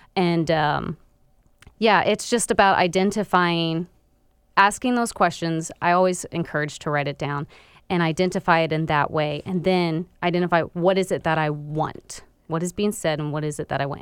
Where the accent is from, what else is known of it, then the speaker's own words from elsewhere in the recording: Florida, United States; moved away as an adult; I was actually born and raised in Florida up till I was twenty-three years old.